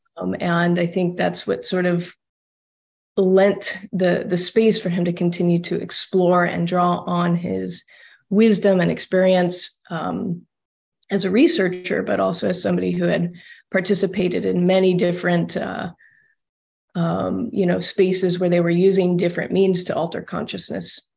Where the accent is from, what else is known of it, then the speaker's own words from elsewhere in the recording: Austin, Texas, United States; moved away; I'm from Austin originally, so out of Texas.